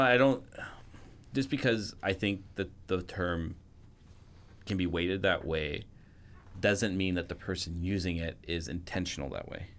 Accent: Canada; I'm a Canadian

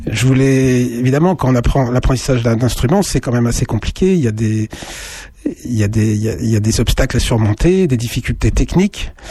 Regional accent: Sens, Bourgogne-Franche-Comté, France; moi je suis de Sens

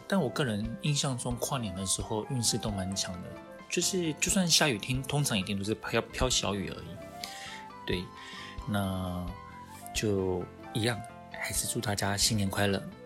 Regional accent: Taiwan; 以我们台湾人来讲的话，我们是观光客嘛

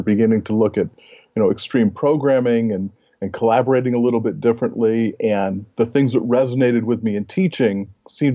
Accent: Oberlin, Ohio, United States; moved away as an adult; I grew up in Oberlin, Ohio, where Oberlin College is from

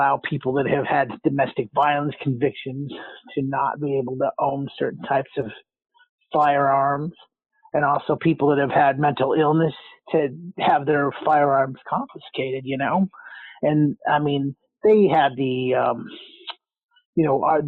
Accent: New Mexico, United States; I'm originally from New Mexico

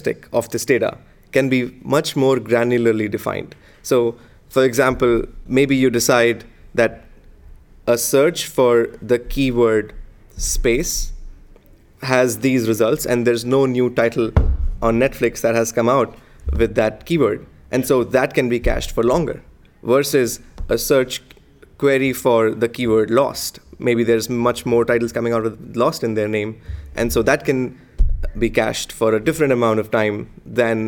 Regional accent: India; moved away; I grew up in India

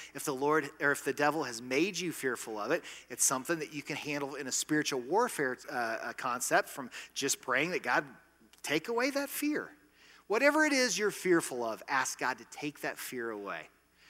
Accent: United States

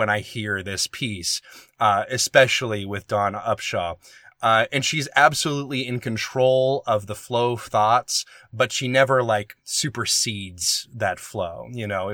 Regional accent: the South, United States; moved away; I'm from the South

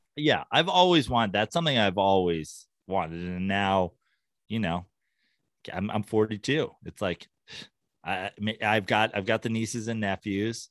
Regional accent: New York, United States; now in Los Angeles, United States; I'm a New Yorker originally

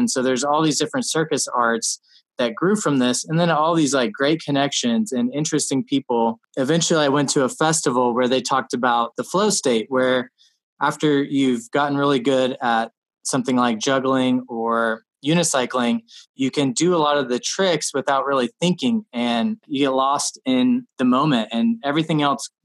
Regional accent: Alaska, United States; I'm from Alaska. So when I was in the first grade, I started commercial fishing with my dad.

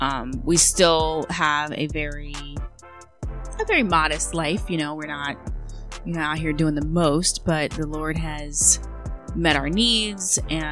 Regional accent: Eastern Shore of Maryland, United States; I'm from the Eastern Shore of Maryland. And if anyone knows anything about that side of the state, so it's on the other side of the Chesapeake Bay from Baltimore. And it's very rural. It's very country. It's kind of like hard living.

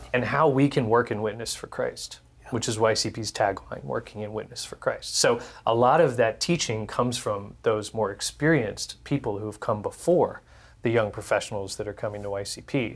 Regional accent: Houston, Texas, United States; I was born and raised in Texas, in Houston

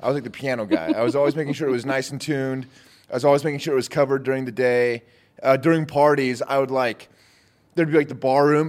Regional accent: Utah, United States; I'm from Utah.

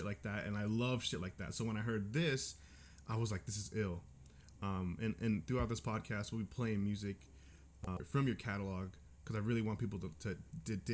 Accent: California, United States; I'm from California

